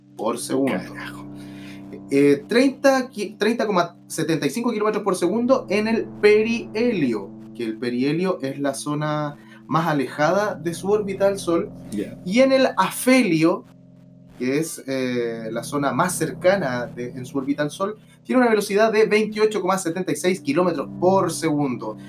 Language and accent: Spanish; Santiago, Santiago Metropolitan Region, Chile; Yo soy de La Pintana